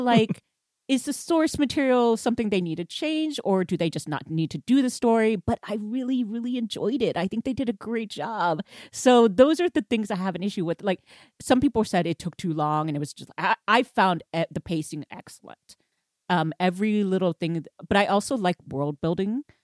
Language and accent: English; Houston, Texas, United States; moved away; I was from Houston